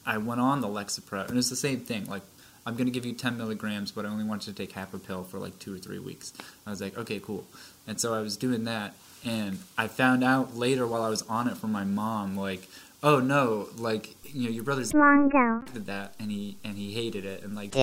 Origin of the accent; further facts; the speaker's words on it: Vermont, United States; now in Massachusetts, United States; I'm actually from Vermont